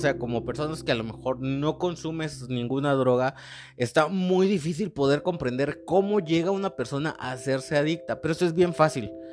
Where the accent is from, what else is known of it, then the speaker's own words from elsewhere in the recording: Mexico; also born or lived in Monterrey, Mexico; nosotros como mexicanos